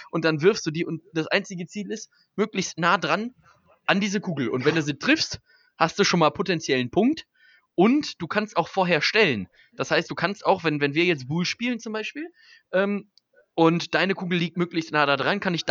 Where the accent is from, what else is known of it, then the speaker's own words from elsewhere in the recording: Birlinghofen, North Rhine-Westphalia, Germany; ich komme ja äh, eigentlich aus Birlinghofen